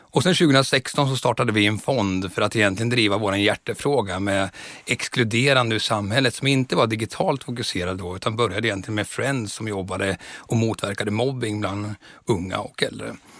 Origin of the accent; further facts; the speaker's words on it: Östergötland, Sweden; moved away as an adult; also born or lived in Stockholm; Jag växte upp på landet mellan Norrköping och Söderköping så jag är en sann östgöte.